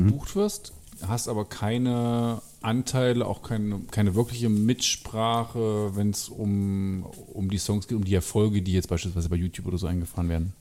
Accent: Lutherstadt Wittenberg, Saxony-Anhalt, Germany; ich komme ja aus der Gegend Raum Lutherstadt-Wittenberg

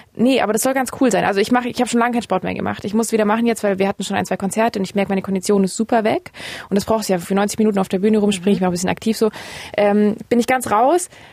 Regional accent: Ravensburg, Baden-Württemberg, Germany; now in Berlin, Germany; bei meinen Eltern zu Hause in meiner Heimatstadt Ravensburg

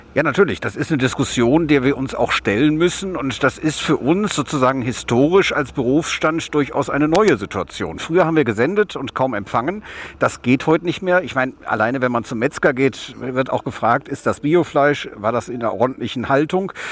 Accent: West Germany, Germany; ich komme aus Westdeutschland.

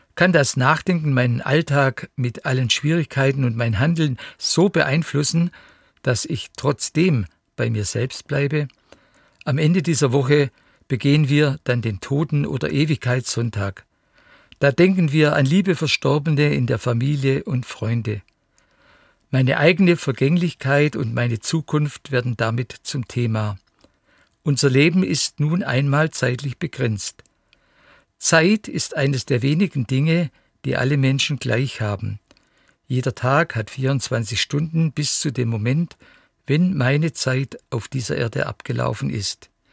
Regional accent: Saxony, Germany; bei uns in Sachsen

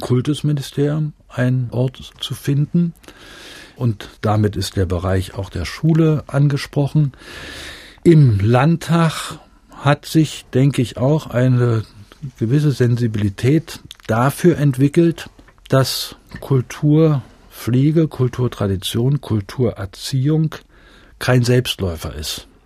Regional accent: Greifswald, Mecklenburg-Vorpommern, Germany; moved away as an adult; also born or lived in Brandenburg an der Havel / Rostock / Leipzig; ich bin ja in Greifswald dann äh, aufgewachsen in meiner ganzen Schulzeit.

